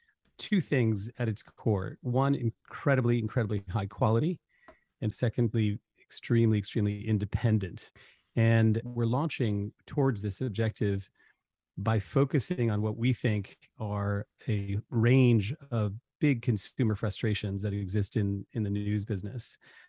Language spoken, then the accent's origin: English; Paris, Île-de-France, France; also born or lived in Africa / China / Hong Kong; I mean, I'm half English, half American. I was raised in Paris, and French culture was my sort of first place I came to know the world. Lived extensively in Africa, lived in Asia, China, Hong Kong for 10 years.